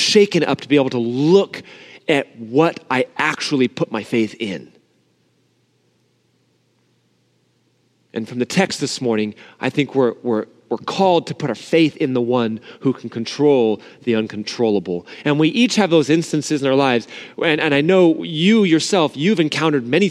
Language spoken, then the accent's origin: English; Southern California, United States; I grew up in Southern California like a lot of you guys too. But even though I grew up here